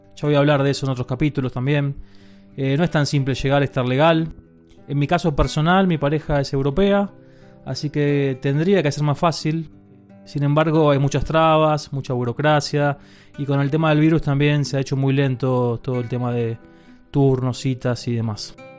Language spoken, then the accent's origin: Spanish; Buenos Aires, Argentina; moved away as an adult; now in Spain; soy de Buenos Aires, Argentina, y hace ya un año y medio que dejé el país.